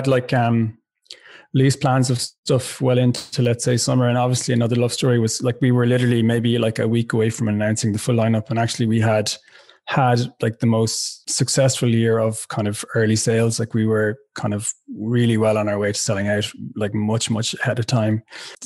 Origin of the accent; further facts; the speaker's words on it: West Limerick, Munster, Ireland; moved away as an adult; also born or lived in Dublin; I'm from West Limerick originally. I've lived a lot of my adult life in Dublin.